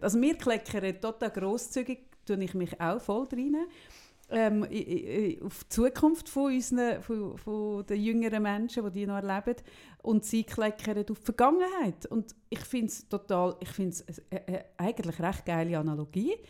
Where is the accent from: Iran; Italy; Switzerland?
Switzerland; bei uns in der Schweiz